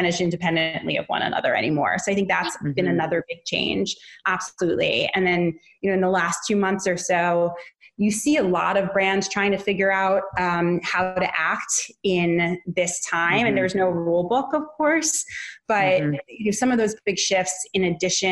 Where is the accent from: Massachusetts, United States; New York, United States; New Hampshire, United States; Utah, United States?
New York, United States; New York City; moved away; That's my hometown too